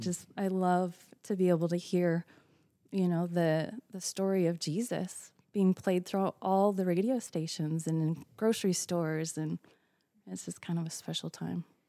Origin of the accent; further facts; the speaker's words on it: Utah, United States; now in Florida, United States; growing up in Utah, it was snowy and cold